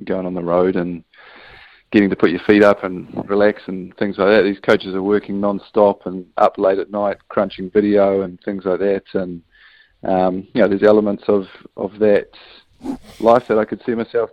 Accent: New Zealand; as a Kiwi without a European passport

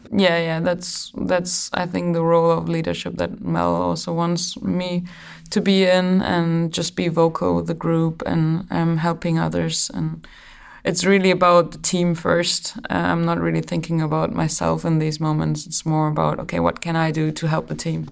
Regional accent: Germany; moved away; we don't have like, a lot of big stars in, in Germany. It's more, um, about the team, and that's what you get taught, like, and also that's what I was brought up

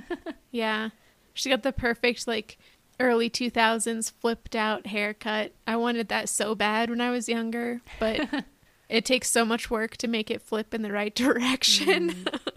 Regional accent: Los Alamos, New Mexico, United States; I grew up in Los Alamos, New Mexico

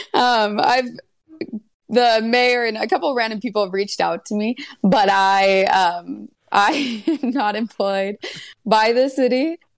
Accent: Santa Barbara, California, United States; moved away as an adult; also born or lived in Los Angeles, California; now in Cleveland, United States; I was born and raised in California, and I grew up in Santa Barbara

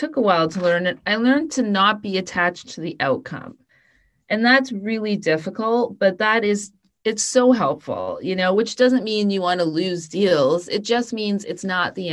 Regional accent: Canada; I'm Canadian

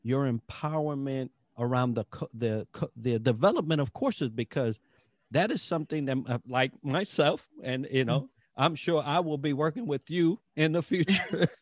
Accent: Puerto Rico; I'm from Puerto Rico. I've always said that since I was a little kid.

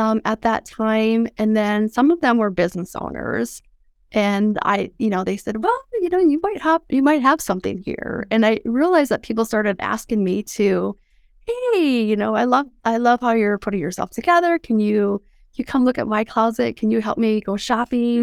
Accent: Mobridge, South Dakota, United States; I grew up in South Dakota

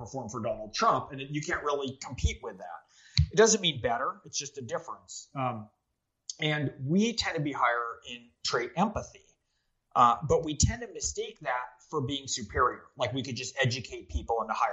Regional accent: Silicon Valley, California, United States; we were the only Democratic family when I was growing up in Silicon Valley before .com

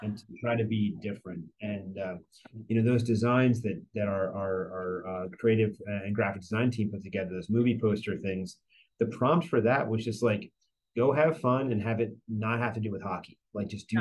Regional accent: New Jersey, United States; moved away; I grew up in New Jersey

